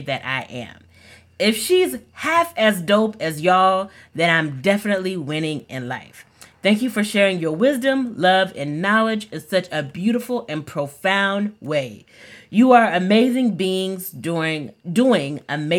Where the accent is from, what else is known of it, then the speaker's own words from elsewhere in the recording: Texas, United States; I'm from Texas